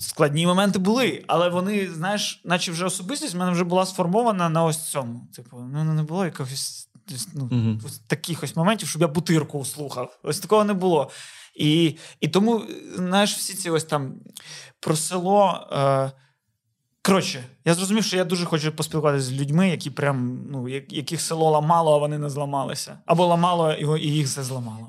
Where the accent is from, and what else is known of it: Odesa, Odesa Oblast, Ukraine; moved away